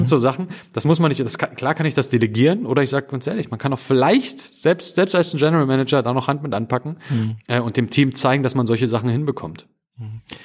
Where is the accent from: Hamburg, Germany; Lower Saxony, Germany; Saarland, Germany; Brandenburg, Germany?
Brandenburg, Germany; Spreewald; ich komme ja aus dem Spreewald, ich komme ja aus dem Osten